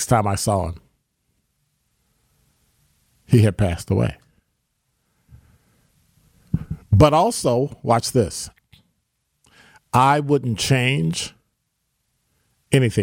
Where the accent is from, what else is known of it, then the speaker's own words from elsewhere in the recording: Chicago, Illinois, United States; moved away as an adult; now in Milwaukee, United States; I was born and raised in Chicago